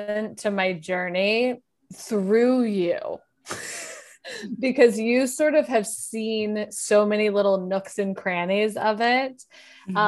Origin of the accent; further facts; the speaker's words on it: Wyoming, United States; moved away as an adult; also born or lived in South Carolina / New York; I grew up in Wyoming